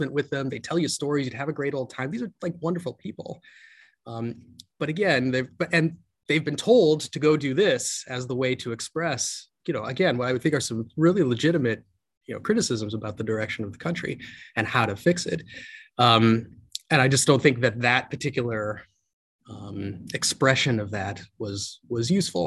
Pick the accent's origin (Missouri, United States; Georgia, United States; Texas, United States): Missouri, United States; St. Louis; now in California, United States; was born in St. Louis, Missouri, and my father was an immigrant to this country from India. My mother grew up on a farm. So they started at the bottom of the ladder. Grew up in a pretty rough neighborhood in inner city St. Louis